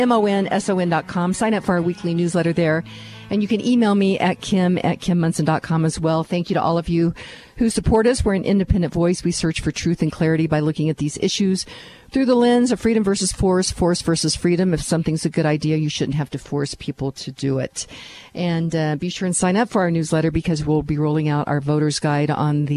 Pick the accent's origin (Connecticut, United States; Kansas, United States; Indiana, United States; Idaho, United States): Kansas, United States; I'm from Kansas